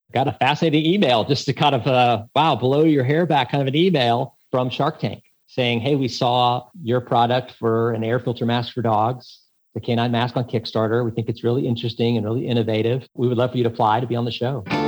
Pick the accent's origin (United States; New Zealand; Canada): United States; Texas; I grew up in Texas